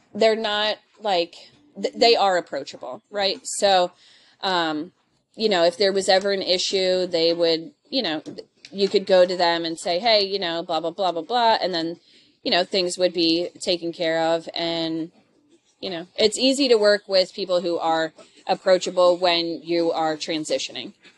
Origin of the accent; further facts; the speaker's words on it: Philadelphia, Pennsylvania, United States; I am originally from Philly